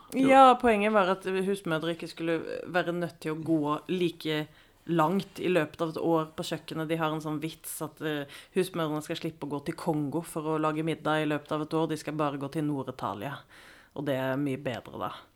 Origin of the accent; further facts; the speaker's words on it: Sweden; now in Norway; Jeg er født og oppvokst i Sverige